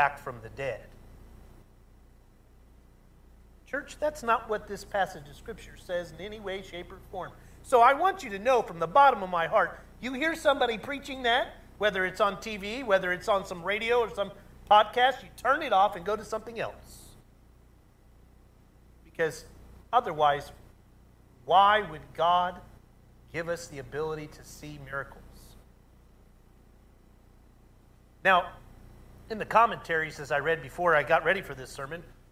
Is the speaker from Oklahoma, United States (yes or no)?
yes; Oklahoma, United States; I grew up in Oklahoma